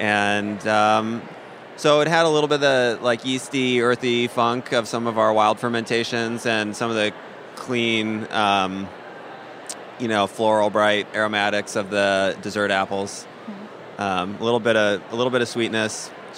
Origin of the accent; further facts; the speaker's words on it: Midwest, United States; now in Vermont, United States; I grew up in the Midwest, so I'm used to cold